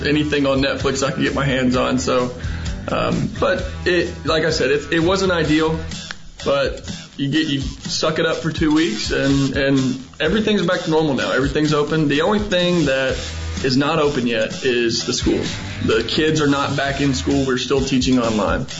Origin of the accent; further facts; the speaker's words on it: Huntsville, Alabama, United States; moved away as an adult; now in Shanghai, China; I grew up in Huntsville, went to Huntsville High, uh, graduated back in 2011